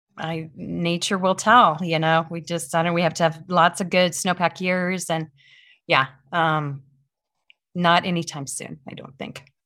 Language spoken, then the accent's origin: English; Midwest, United States; moved away; I grew up in the Midwest